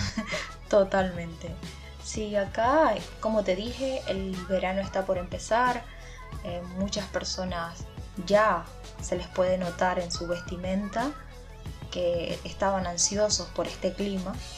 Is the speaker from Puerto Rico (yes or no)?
no; Venezuela; nosotros como venezolanos